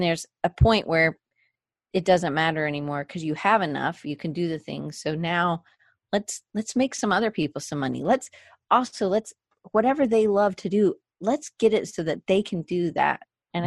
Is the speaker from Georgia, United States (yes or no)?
yes; Atlanta, Georgia, United States; moved away as an adult; also born or lived in Auburn, Alabama / Denver, Colorado; I grew up in the South, so uh, in Atlanta, Georgia